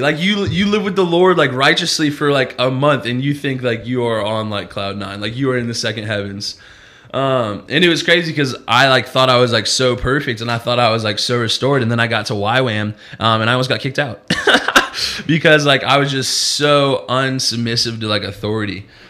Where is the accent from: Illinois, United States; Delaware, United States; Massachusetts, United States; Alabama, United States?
Illinois, United States; Peoria; moved away; I grew up in Peoria, Illinois, which is about two hours and 45 minutes from uh, from Chicago and over in the Midwest